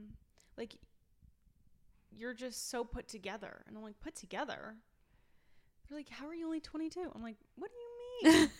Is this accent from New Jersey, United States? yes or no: yes; New Jersey, United States; moved away as an adult; now in Baltimore, United States; everybody's been thrilled to hear that I'm from New Jersey and I've come here right. for school.